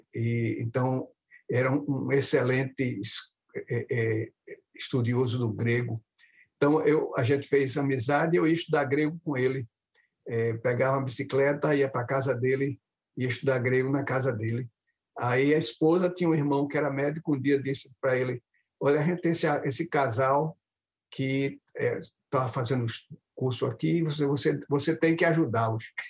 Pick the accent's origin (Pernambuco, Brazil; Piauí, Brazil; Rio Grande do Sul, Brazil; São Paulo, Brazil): Pernambuco, Brazil; Recife; moved away as an adult; also born or lived in Sergipe; now in United States; me radiquei em Pernambuco, quando eles se mudaram para lá, em Recife, nos anos, nos anos 1960